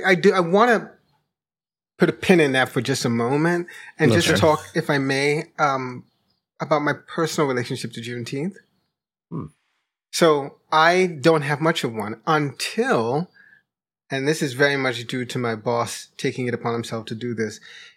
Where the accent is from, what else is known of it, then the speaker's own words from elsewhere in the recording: New York, United States; part of it is that I grew up in New York, so I'm not connected in a way to the sort of Southern ways